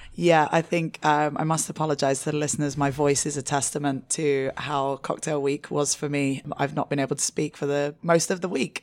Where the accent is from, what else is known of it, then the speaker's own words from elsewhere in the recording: London, United Kingdom; moved away as an adult; also born or lived in Asia; I'm originally from London, and I moved to Asia when I was twenty-four